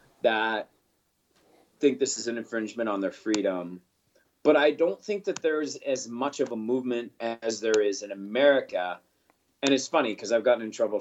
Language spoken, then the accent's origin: English; Canada; I'm a Canadian. I'm glad I live here.